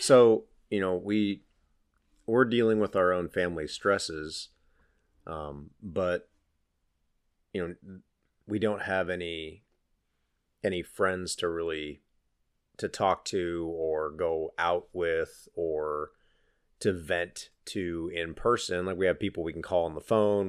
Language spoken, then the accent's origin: English; Pennsylvania, United States; moved away as an adult; we grew up in Pennsylvania in different sides of the state